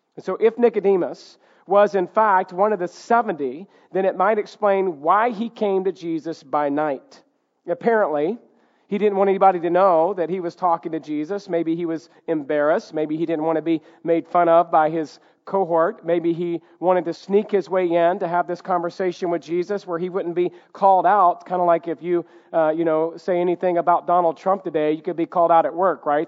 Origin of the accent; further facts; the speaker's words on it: the South, United States; Growing up in the South